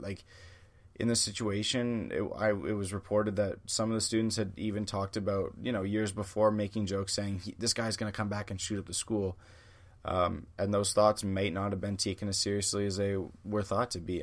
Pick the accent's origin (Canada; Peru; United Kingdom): Canada; I'm a Canadian